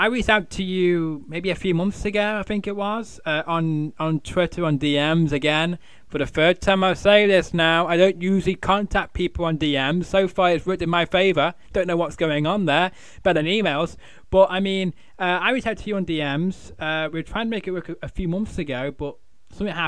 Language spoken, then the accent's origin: English; Manchester, North West England, United Kingdom; I'm a Mancunian